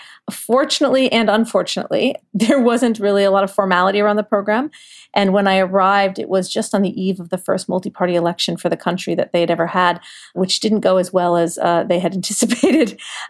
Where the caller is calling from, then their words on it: New York, United States; I am in Lower Manhattan.